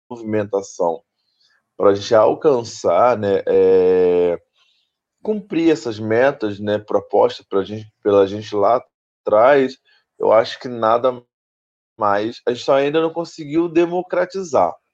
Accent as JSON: {"language": "Portuguese", "town": "São Gonçalo", "region": "Rio de Janeiro", "country": "Brazil", "said": "Anteriormente falavam que era de Niterói, hoje outros lugares, mas hoje não, não, eu sou de São Gonçalo"}